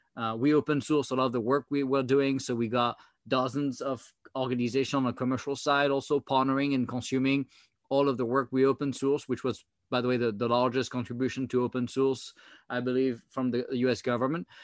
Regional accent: France; accent: French; English is a second language; now in United States; my French accent

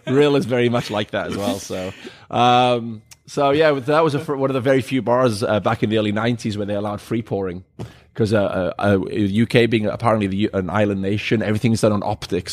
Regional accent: Wales, United Kingdom; moved away; I'm originally from Wales. Uh, grew up on a farm out there

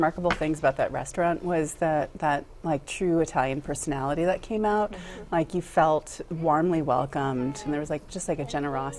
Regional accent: India; But being Indian, I like it spicy

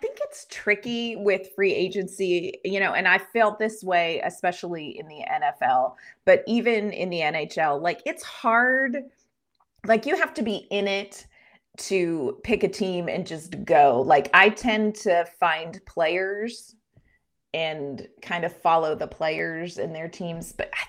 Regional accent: United States; I'm an American

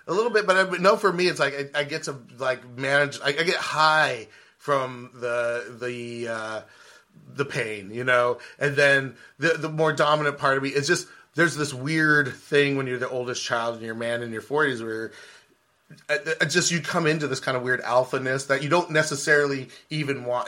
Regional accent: California, United States; I was born in California

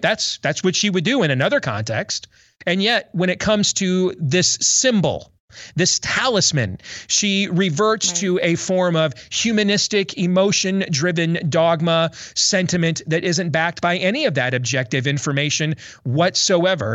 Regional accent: Iowa, United States; my home state

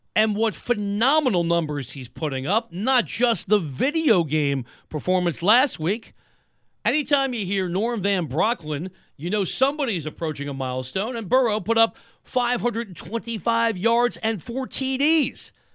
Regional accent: New York City, New York, United States; I went to high school in the mean streets of the Bronx.

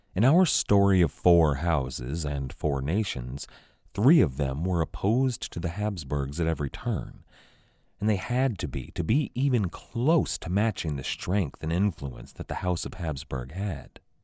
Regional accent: United States; as an American

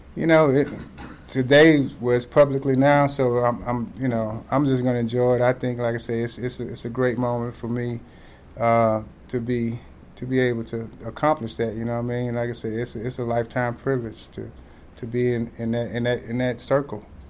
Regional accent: Texas, United States; growing up in Texas

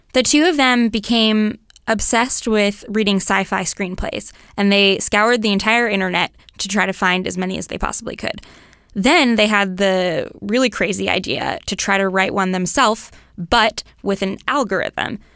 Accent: Mill Valley, California, United States; I grew up in Mill Valley

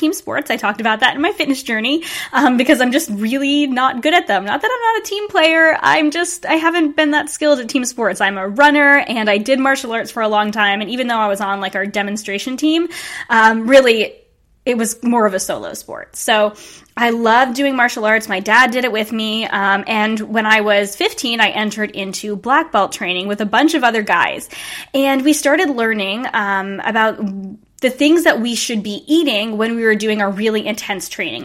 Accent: Rhode Island, United States; we ended up both going to URI, which was about 20 minutes away from my hometown

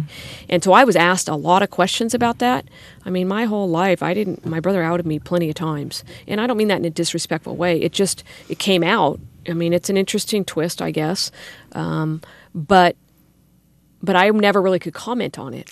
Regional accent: Sacramento, California, United States; grew up in the Arden area went to local schools

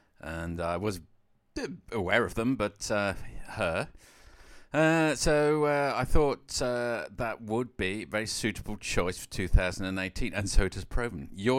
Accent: England, United Kingdom; quite modest and suburban and English, because I'm English.

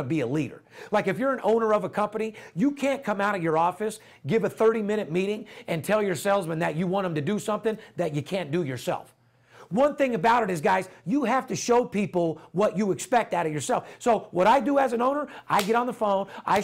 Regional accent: Las Vegas, Nevada, United States; third generation, born and raised in Las Vegas

